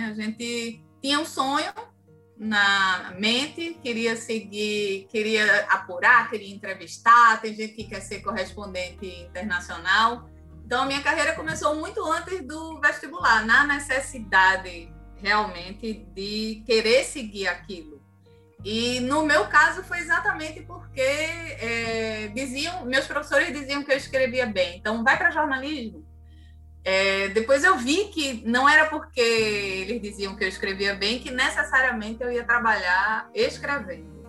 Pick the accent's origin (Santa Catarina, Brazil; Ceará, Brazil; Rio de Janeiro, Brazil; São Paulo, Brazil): Ceará, Brazil; accent: Cariri; eu sou cearense e trago um sotaque carregado ainda do Cariri, sabe, cearense? E hoje melhorou muito, mas naquela época é, era complicado.